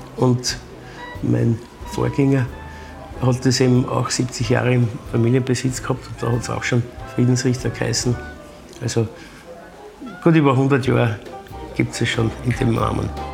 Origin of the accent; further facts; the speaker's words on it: Vienna, Austria; bei uns in Wien sind wir halt bekannt für unseren Erdäpfelsalat